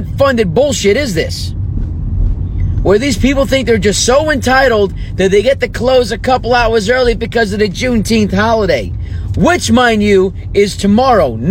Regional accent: New Jersey, United States; my home state, lovely Garden State, New Jersey

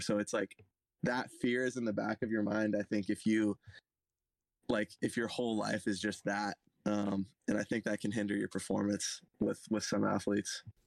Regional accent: Santa Cruz County, California, United States; I'm from Santa Cruz County, California

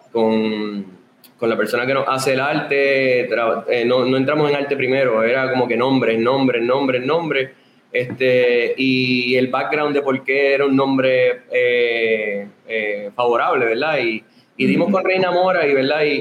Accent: Sabana Grande, Puerto Rico; somos de Sabana Grande.

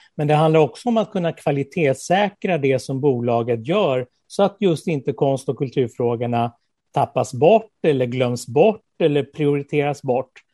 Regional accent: Skåne, Sweden; also born or lived in Småland / Lessebo; Född i Småland, uppvuxen i Skåne

